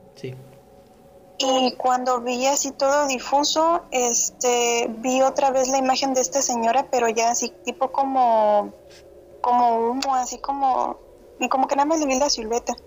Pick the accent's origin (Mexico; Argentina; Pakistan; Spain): Mexico; San José del Cabo, Baja California Sur; also born or lived in Guadalajara; yo soy de Los Cabos